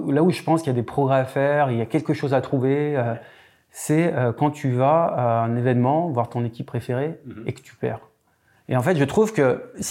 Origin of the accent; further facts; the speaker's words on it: Lyon, Auvergne-Rhône-Alpes, France; tu as compris, je suis lyonnais.